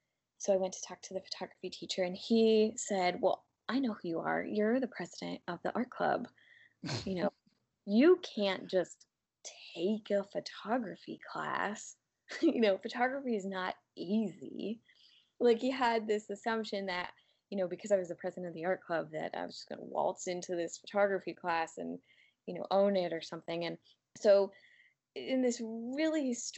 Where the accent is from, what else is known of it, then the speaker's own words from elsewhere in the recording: United States; Whereas as I got older, growing up in the United States